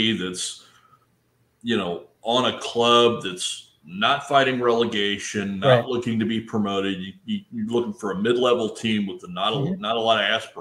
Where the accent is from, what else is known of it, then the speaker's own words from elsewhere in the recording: Kansas City, Missouri, United States; growing up in Kansas City, growing up in a small market with a small market team